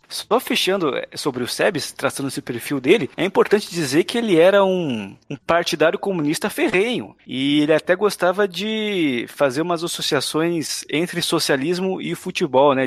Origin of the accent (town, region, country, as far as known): Brazil